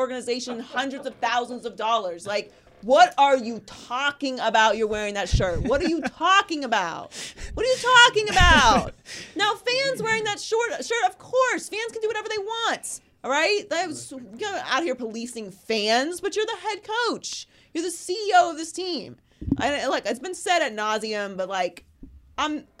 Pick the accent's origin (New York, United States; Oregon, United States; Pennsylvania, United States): Pennsylvania, United States; Pittsburgh; also born or lived in Miami; now in Los Angeles, United States; I'm from Pittsburgh.